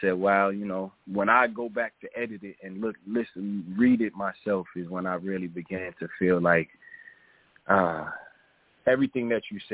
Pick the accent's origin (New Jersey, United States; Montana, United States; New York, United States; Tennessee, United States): New York, United States; New York City; I'm from New York